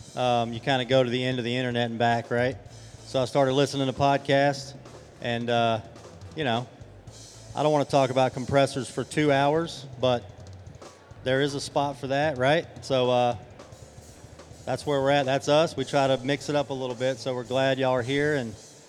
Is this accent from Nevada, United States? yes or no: no; Atlanta, Georgia, United States; So I'm actually from Atlanta. All my service and install work was done here for 10 years or so.